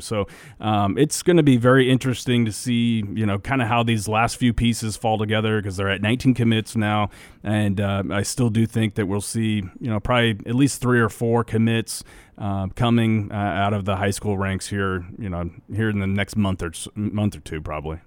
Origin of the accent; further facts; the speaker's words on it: Nebraska, United States; we grew up in Nebraska